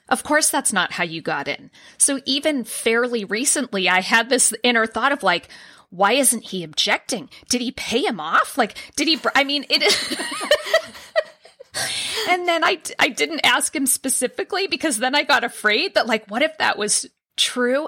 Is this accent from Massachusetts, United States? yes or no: yes; Boston, Massachusetts, United States; moved away as an adult; also born or lived in San Diego; I applied to Boston University for my PhD program, and I'm from Boston. I was living in San Diego at the time.